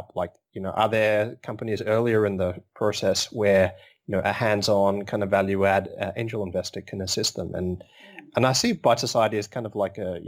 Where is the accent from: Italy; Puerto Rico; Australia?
Australia; Melbourne, Victoria; I'm from Melbourne